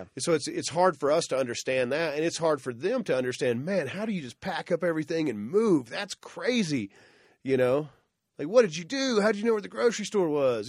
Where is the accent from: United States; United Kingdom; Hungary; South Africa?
United States; Oklahoma; I grew up in Oklahoma, so I obviously learned Oklahoma history